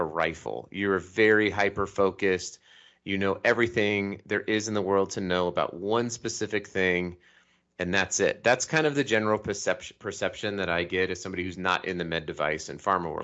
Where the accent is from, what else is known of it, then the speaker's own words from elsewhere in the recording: Colorado, United States; now in Salt Lake City, United States; I was raised in Colorado and I live in Salt Lake City